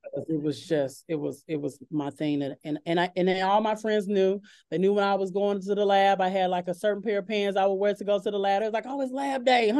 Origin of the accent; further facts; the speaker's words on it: Chicago, Illinois, United States; moved away as an adult; now in Oak Ridge, United States; I'm originally from Chicago, Illinois